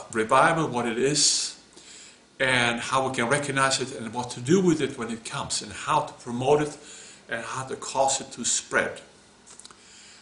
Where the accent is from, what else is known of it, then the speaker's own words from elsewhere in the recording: Sweden; moved away; my home country, Sweden.